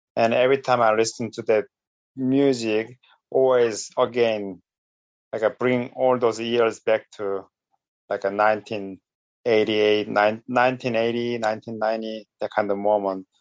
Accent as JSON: {"language": "English", "country": "South Korea", "tie": "born or raised there", "second_language": "English", "moved": "yes", "said": "in Korea, I was lucky because uh, my elementary school was kind of like a, uh, uh, earlier one who accept teaching English to students"}